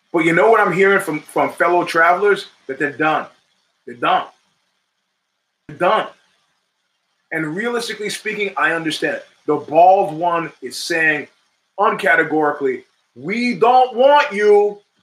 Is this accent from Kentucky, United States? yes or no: no; New York, United States; I grew up in New York in the 70s